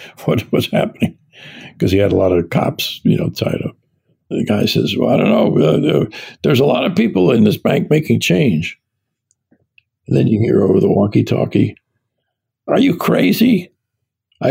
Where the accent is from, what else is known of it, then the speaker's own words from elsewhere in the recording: New York City, New York, United States; I was born in New York City, was raised in New York City and its suburbs